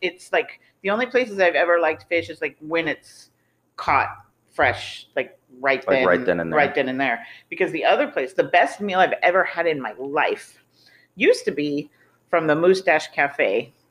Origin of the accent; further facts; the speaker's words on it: Florida, United States; I was born in Florida.